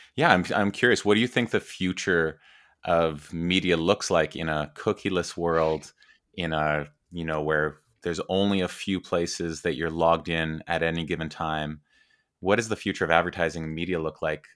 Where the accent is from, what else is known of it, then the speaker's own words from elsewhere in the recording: Edmonton, Alberta, Canada; I grew up in Edmonton, Alberta, Canada